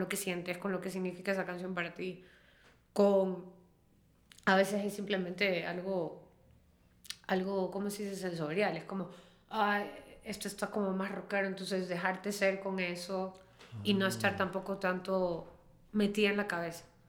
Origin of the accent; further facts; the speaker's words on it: Peru; first language Spanish; como nosotros, Perú